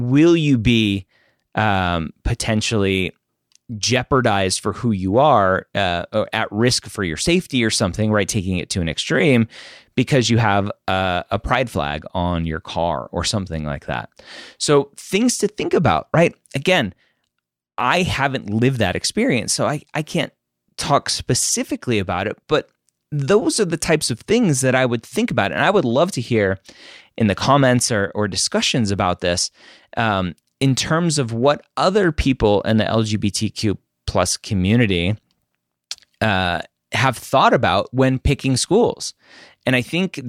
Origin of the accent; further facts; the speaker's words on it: California, United States; also born or lived in Oregon / Washington, D.C.; I currently live in my home state of California, where I've spent most of my life